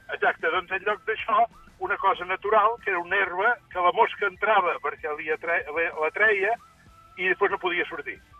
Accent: Sanaüja, Catalonia, Spain; moved away; quan jo era petit, eh, allà a Sanaúja

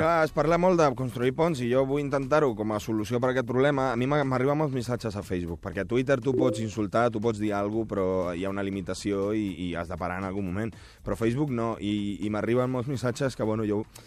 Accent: Uruguay; moved away; jo sóc uruguaià

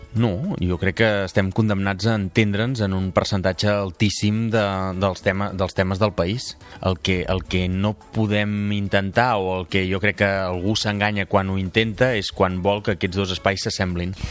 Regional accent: Palafrugell, Catalonia, Spain; presentar-me a les municipals del meu poble i acabar sent alcalde de, de Palafrugell

